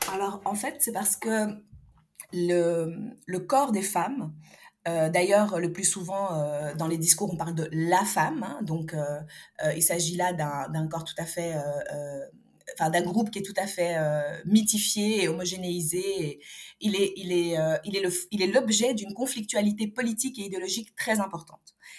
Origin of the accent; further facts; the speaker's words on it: Algiers, Algiers Province, Algeria; moved away; also born or lived in Europe; je suis née, j'ai grandi à Alger, et puis j'ai quitté